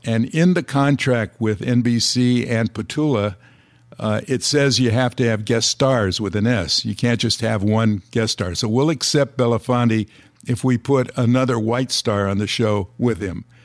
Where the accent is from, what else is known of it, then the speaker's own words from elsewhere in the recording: Los Angeles, California, United States; I was born and raised in Los Angeles